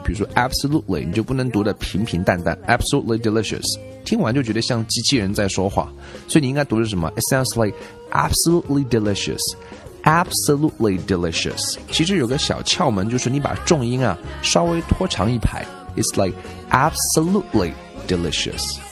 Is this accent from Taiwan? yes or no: no; China; 我们中国人吃鱼